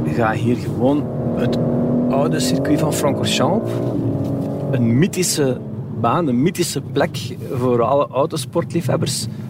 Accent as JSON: {"language": "Dutch", "region": "Flanders", "country": "Belgium", "said": "bij ons in Vlaanderen"}